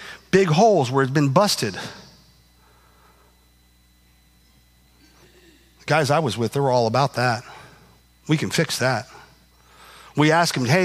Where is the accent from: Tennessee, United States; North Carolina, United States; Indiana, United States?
Indiana, United States; I'm from Indiana